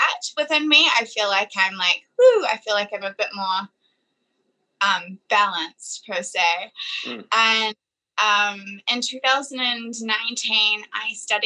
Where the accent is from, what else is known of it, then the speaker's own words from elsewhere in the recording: Fiji; now in New Zealand; growing up in Fiji as well kind of gave me a different understanding of money